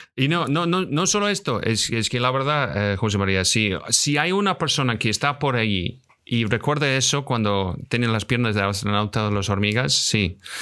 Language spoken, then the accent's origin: Spanish; Scotland, United Kingdom; Soy de Escocia